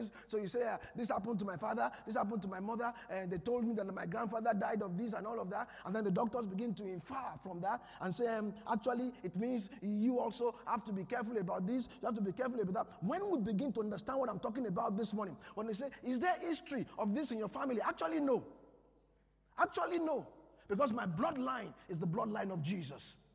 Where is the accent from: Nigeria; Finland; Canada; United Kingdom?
Nigeria; I'm a Nigerian